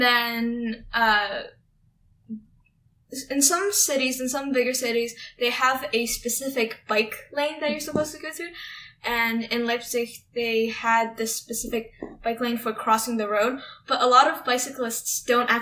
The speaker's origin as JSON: {"language": "English", "country": "United States", "said": "we were, like, the Americans"}